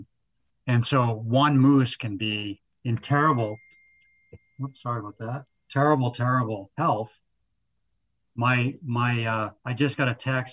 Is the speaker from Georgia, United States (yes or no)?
no; New Hampshire, United States; now in Maine, United States; I grew up in New Hampshire